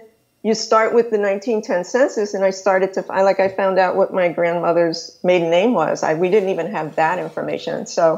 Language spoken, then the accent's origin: English; New York City, New York, United States; also born or lived in California; now in Florida, United States; I was born in New York. I'm from the South Bronx and Queens and then the other boroughs as well, moving around New York before I finally moved to California, then now live in Florida.